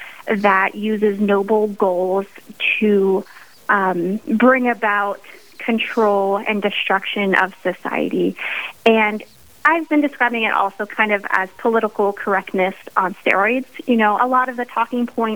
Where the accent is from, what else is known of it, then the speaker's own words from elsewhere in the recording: central Pennsylvania, United States; also born or lived in Dallas, Texas / Idaho; Well, I am from central Pennsylvania. I grew up here.